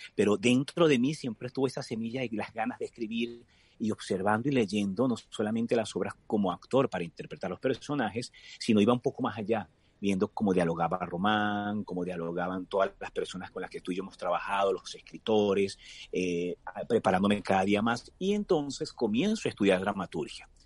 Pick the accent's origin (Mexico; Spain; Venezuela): Venezuela; con mi familia y e imaginar de nuevo estar allí por esas calles de algunos pueblos en mi país